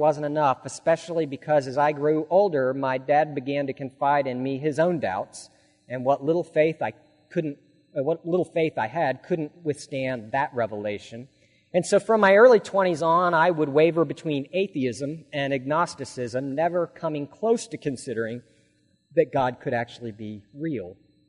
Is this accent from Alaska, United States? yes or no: yes; Alaska, United States; I grew up in the Episcopal Church in Alaska, but my belief was superficial and it was flimsy.